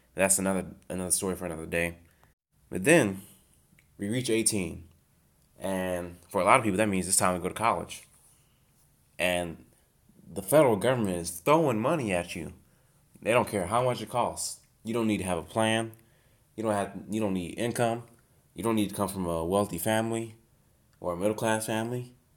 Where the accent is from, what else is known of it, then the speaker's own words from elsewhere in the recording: United States; I'm an American